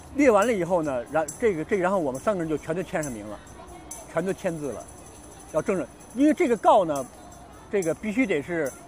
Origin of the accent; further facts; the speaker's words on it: Beijing, China; also born or lived in Hong Kong; 我在中国土生土长，我在北京长大，我了解中国社会，了解中国人